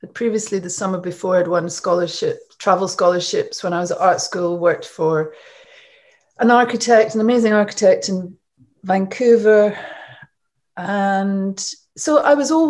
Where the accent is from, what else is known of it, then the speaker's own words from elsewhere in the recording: Scotland, United Kingdom; I grew up in Scotland, as you probably can tell from my accent.